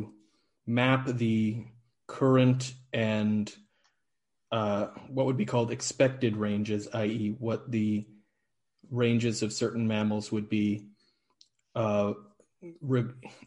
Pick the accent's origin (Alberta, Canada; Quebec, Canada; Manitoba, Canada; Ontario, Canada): Ontario, Canada; Niagara region, Southern; first language English; moved away as an adult; also born or lived in Ireland; now in Aarhus, Denmark; I'm from the Niagara region, Southern Ontario in Canada, originally.